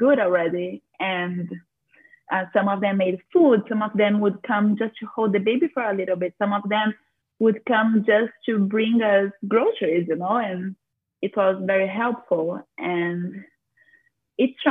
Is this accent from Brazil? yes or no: yes; Brazil; now in Florida, United States; I'm from Brazil, and this is something that impacted us a lot because my entire family is from Brazil and they are all there.